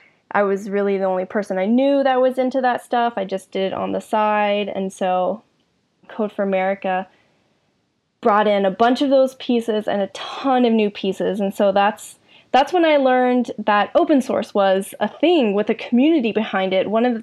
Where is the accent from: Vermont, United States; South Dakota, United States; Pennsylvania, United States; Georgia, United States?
Georgia, United States; Middle; moved away as an adult; also born or lived in Boston; I was also from Middle Georgia